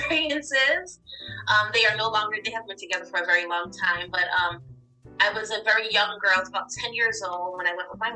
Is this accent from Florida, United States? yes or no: no; New York City, New York, United States; also born or lived in Canarsie, Brooklyn / Long Island, New York / New Orleans / Maine; now in Dover, United States; I am originally from Brooklyn, New York. My family, I am actually first generation American. My family is from Haiti